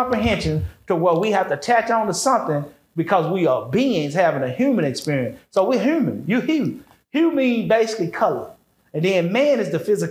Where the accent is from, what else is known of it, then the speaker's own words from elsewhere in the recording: United States; I grew up in this diaspora of America, which is the Western society. We grew up over here.